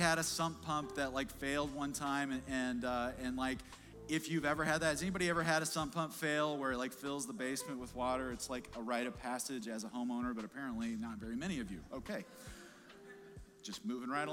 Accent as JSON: {"language": "English", "town": "Kansas City", "region": "Missouri", "country": "United States", "said": "we're big Chiefs fans. We're from Kansas City"}